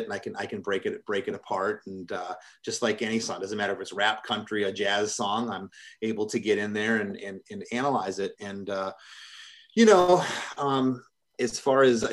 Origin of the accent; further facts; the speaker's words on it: Michigan, United States; I'm from Michigan